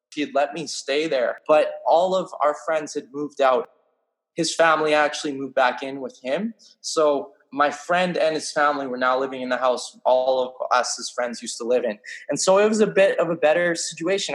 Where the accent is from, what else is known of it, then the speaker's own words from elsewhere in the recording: British Columbia, Canada; I'm from British Columbia, Canada